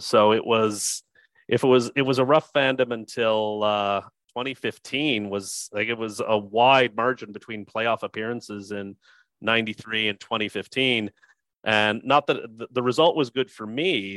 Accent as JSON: {"language": "English", "area": "Niagara region", "region": "Ontario", "country": "Canada", "tie": "born or raised there", "said": "my hometown or in my home region, which is the Niagara region in, uh, in Canada"}